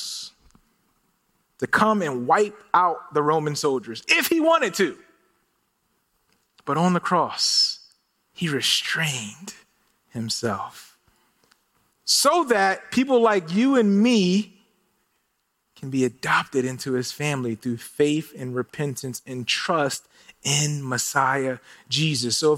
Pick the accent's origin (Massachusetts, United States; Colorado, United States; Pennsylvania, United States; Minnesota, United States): Pennsylvania, United States; Philadelphia; now in Phoenix, United States; I'm originally from Philadelphia